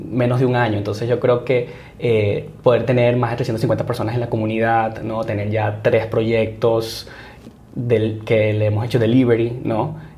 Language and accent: Spanish; Barquisimeto, Lara, Venezuela; moved away as an adult; now in San Francisco, United States; nací y crecí en Barquisimeto, Venezuela